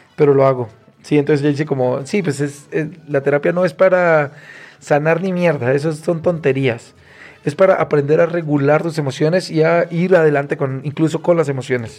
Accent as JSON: {"language": "Spanish", "town": "Cúcuta", "region": "Norte de Santander", "country": "Colombia", "moved": "as an adult", "lives_now": "Mexico", "said": "Soy cucuteño"}